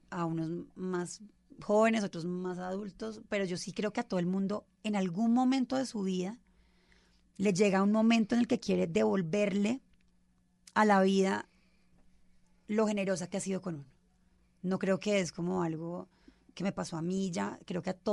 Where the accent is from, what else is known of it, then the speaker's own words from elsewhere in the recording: Bogotá, Colombia; also born or lived in Cali; Siempre he vivido aquí en Bogotá